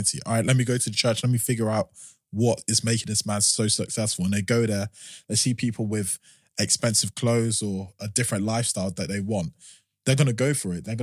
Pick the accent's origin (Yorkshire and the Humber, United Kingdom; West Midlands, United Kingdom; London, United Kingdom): London, United Kingdom; I've pretty much been born and raised in South London.